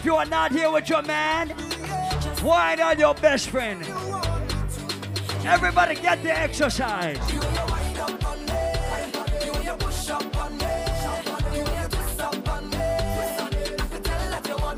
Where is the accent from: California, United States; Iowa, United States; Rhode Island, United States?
Rhode Island, United States; now in New York City, United States; I live in New York City. I am from Rhode Island